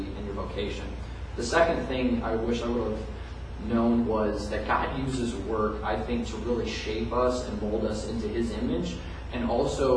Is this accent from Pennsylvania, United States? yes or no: no; Indianapolis, Indiana, United States; now in Bloomington, United States; I am a native Hoosier. I'm from Indianapolis